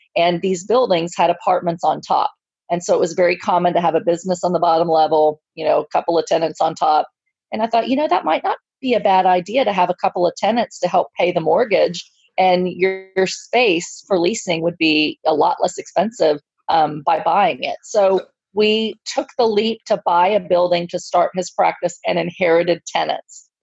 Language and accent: English; Texas, United States; I'm from Texas.